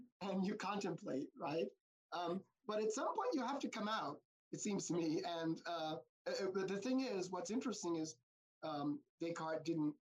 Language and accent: English; United States; what I am as an American